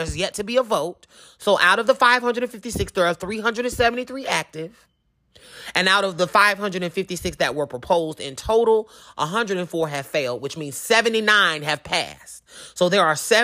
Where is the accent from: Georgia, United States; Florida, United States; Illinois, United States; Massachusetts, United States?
Georgia, United States; my home state